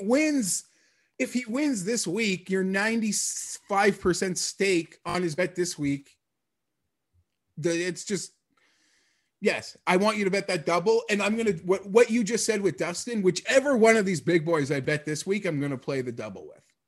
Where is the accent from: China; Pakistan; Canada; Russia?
Canada; we're Canadian